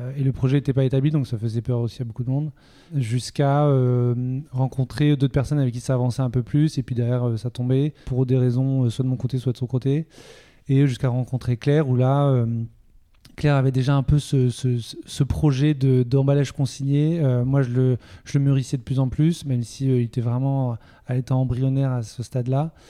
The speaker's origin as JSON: {"language": "French", "town": "Toulouse", "region": "Occitania", "country": "France", "moved": "as an adult", "lives_now": "Nantes, France", "said": "je viens de Toulouse"}